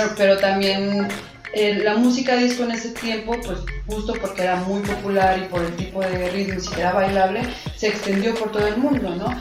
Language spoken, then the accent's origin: Spanish; Mexico; nosotros como mexicanos